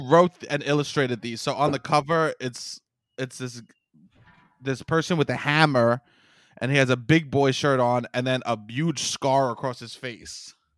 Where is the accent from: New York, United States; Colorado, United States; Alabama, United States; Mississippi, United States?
New York, United States; New York City; I'm from Staten Island